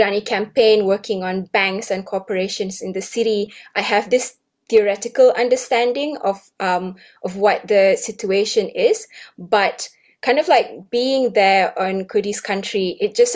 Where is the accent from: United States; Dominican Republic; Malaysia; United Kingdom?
Malaysia; now in Sydney, Australia; I grew up in Malaysia and came to Australia in 2007